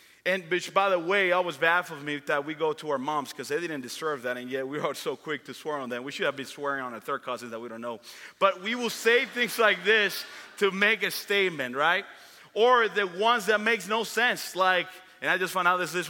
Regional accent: Dominican Republic; me growing up in the Dominican Republic

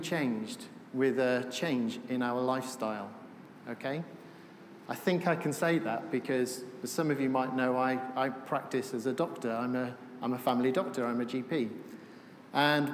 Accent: Wales, United Kingdom; I'm from Wales

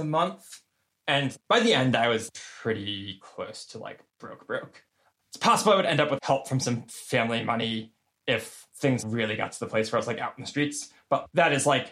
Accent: United States; I'm like really privileged and lucky as like an American

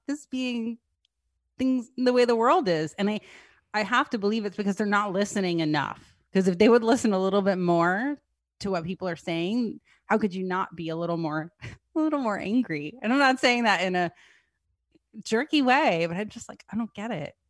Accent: New Jersey, United States; I'm from New Jersey

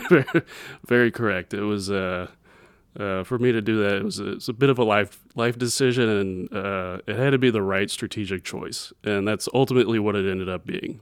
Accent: Edwardsville, Illinois, United States; I grew up in Edwardsville.

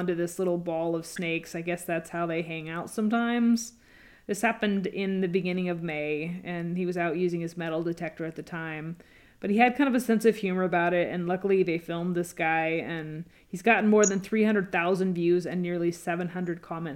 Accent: Washington, United States; also born or lived in California; now in Illinois, United States; growing up in Washington State and even California

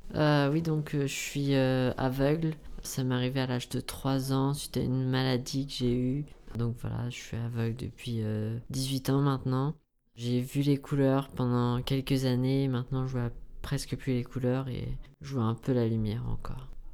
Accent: near Rouen, Normandy, France; moved away as an adult; now in Paris, France; je venais de Normandie, je suis près de Rouen, dans une ville où j'étais pas forcément très indépendant.

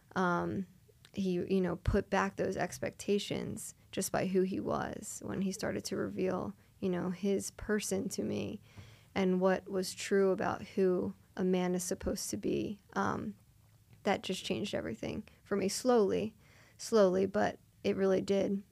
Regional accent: Springfield, Pennsylvania, United States; I grew up in Springfield, Delaware County

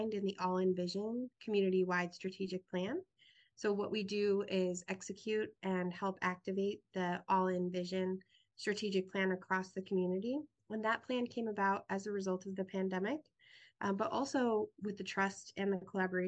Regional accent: Greeley, Colorado, United States; moved away as an adult; also born or lived in Ripon, Wisconsin / Washington, District of Columbia, United States / Mongolia / Syracuse; now in Iowa City, United States; I'm originally from Greeley, Colorado, and I was raised in a town probably the size of Iowa City, Coralville combined

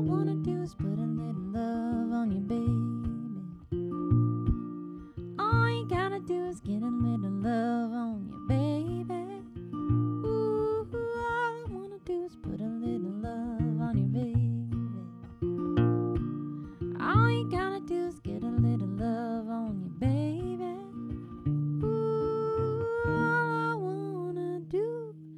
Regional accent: Northern Nevada, United States; moved away; the home I grew up in Northern Nevada

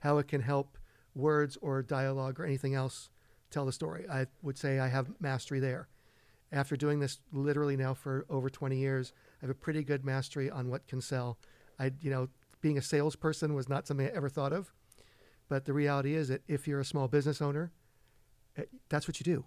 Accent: Redondo Beach, California, United States; moved away as an adult; also born or lived in Los Angeles; now in East Hampton, United States; born and raised in Los Angeles. Grew up most of my life in Redondo Beach

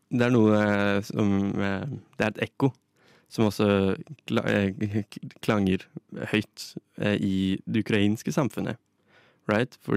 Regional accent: Russia; Norwegian is a second language; Jeg kommer fra Russland, eh, og Russland har i nesten hele sin historie eh, vokst og, vokst

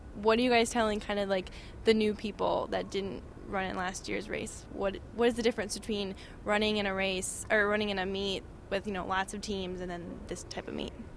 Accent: Fort Myers, Florida, United States; moved away as an adult; now in East Lansing, United States; I grew up in Fort Myers, Florida

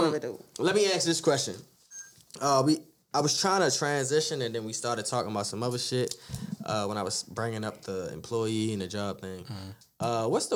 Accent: Baltimore, Maryland, United States; I remember growing up on Green Mountain 21st

